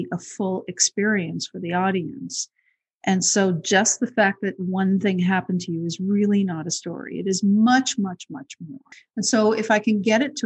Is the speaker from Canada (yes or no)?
yes; Montreal, Quebec, Canada; also born or lived in Toronto; I grew up in Montreal